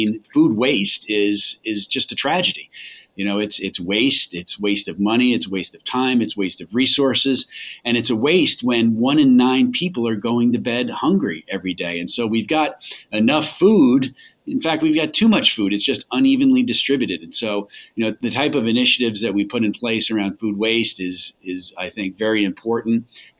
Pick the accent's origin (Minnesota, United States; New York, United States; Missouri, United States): New York, United States; accent: New York; I'm originally from New York, and so lost the New York accent a long time ago.